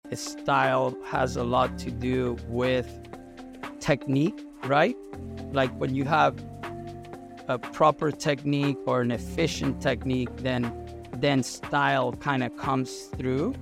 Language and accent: English; Caracas, Capital District, Venezuela; I was born and raised in Venezuela, and I'm actually from Caracas, from the capital city.